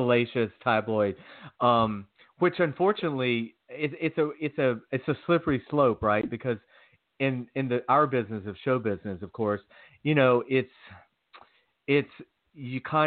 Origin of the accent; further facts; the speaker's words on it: Georgia, United States; growing up in Georgia, there I was exposed to all